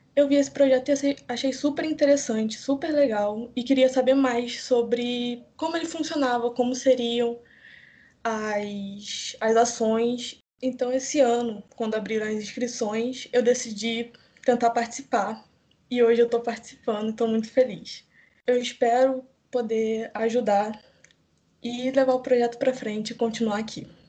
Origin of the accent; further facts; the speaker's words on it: Petrópolis, Rio de Janeiro, Brazil; eu sou de Petrópolis, no Rio de Janeiro